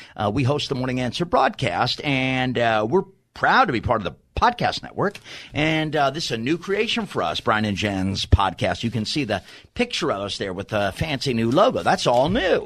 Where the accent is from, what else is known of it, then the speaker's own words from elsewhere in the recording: New York City, New York, United States; I'm from Staten Island, New York